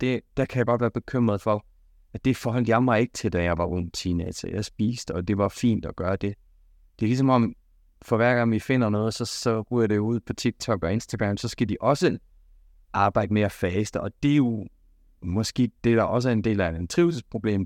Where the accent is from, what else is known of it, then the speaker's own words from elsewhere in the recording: Denmark; vi danskere